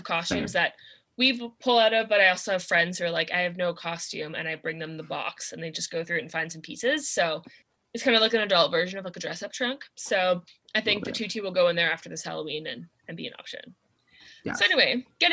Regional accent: Vancouver, British Columbia, Canada; we grew up in the Vancouver area

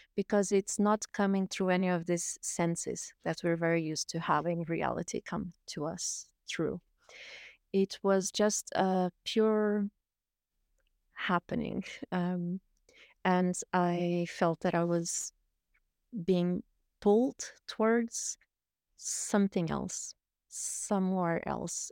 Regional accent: Portugal; moved away; I was born in Portugal, um, and I've lived a little bit all around the world. I've, I've lived nomadically for, uh, twenty-two years

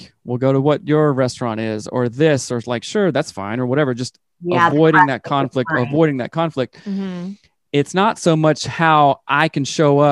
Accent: the South, United States; I grew up in the South

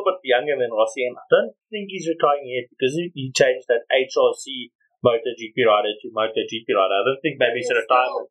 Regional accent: South Africa; as South African fans

